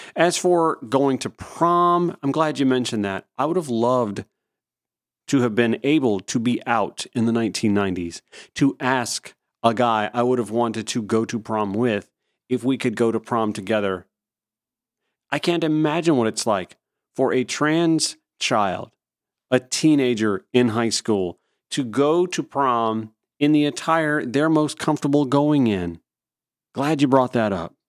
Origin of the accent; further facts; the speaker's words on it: Georgia, United States; I'm from Georgia. I grew up in rural Georgia